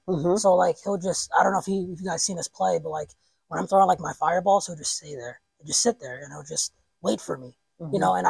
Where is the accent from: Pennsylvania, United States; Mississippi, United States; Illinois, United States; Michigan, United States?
Pennsylvania, United States; Mount Pocono; moved away as an adult; also born or lived in Harlem, New York; now in Scranton, United States; I'm originally from Harlem, New York. I grew up in Mount Pocono.